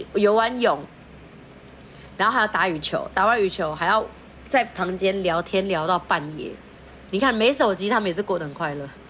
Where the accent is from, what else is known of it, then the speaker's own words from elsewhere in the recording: Philippines; now in Taiwan; 我是菲律宾人